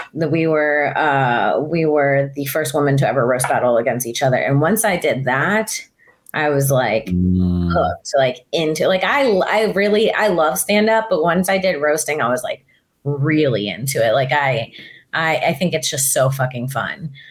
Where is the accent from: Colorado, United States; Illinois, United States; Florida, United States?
Florida, United States; moved away as an adult; grew up in Florida